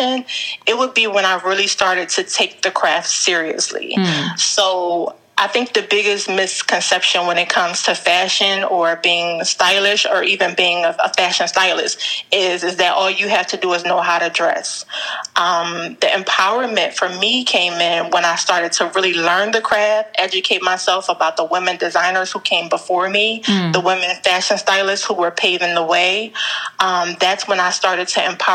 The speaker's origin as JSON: {"language": "English", "town": "Philadelphia", "region": "Pennsylvania", "country": "United States", "said": "I'm from Philadelphia"}